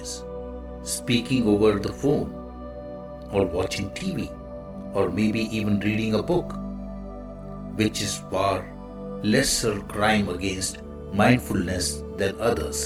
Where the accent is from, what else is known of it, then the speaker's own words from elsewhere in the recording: India; the Indian monk